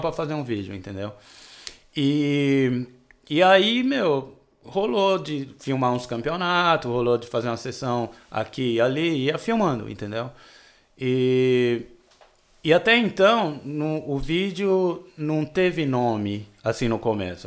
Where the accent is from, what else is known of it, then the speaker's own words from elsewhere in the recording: São Paulo, Brazil; also born or lived in Petrolina, Pernambuco; mudei para São Paulo quando eu tinha oito anos